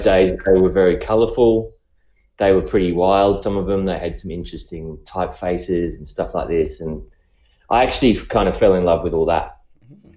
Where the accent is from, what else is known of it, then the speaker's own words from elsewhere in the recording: Australia; accent: Australian; by the accent, you can probably tell I'm I'm I'm from Australia